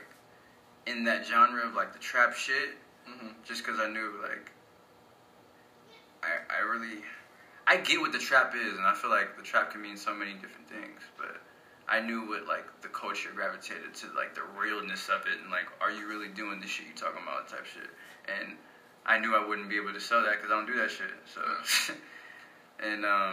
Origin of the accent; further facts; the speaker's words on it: Texas, United States; also born or lived in Italy; I moved to Texas in 2000 from Italy. And, like, this is really where I grew up